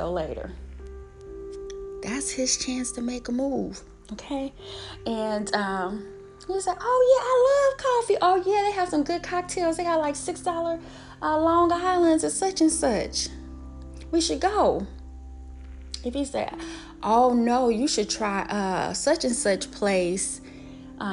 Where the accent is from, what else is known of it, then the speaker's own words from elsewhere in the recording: Illinois, United States; moved away as an adult; now in Atlanta, United States; I'm raised as a Midwest girl. I am from Illinois